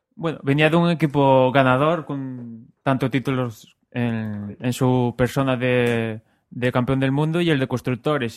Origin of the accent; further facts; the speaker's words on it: Spain; somos españoles